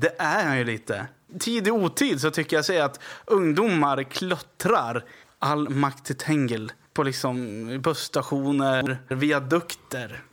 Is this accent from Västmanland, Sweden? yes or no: yes; Västerås, Västmanland, Sweden; Jag är från Västerås, det är ju västra Aros då.